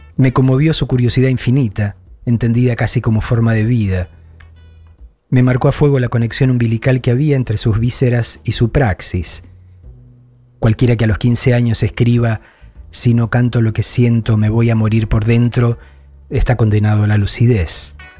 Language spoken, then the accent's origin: Spanish; Argentina; moved away; Llevo dos años lejos de la Argentina